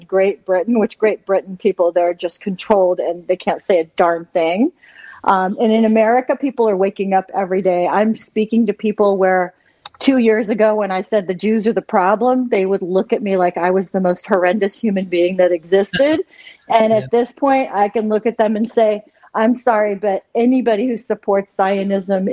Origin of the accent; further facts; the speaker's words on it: Jordan; moved away; I'm a Palestinian. I was born in Jordan, but my parents are Palestinian.